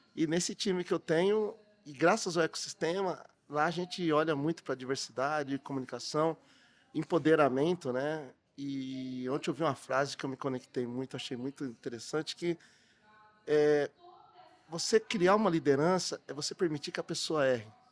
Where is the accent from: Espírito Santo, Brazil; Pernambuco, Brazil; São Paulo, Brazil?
São Paulo, Brazil; Matão; now in São Paulo, Brazil; sou lá de Matão, interior de São Paulo, mas eu morei 18 anos, Matão. Morei 18 anos aqui na capital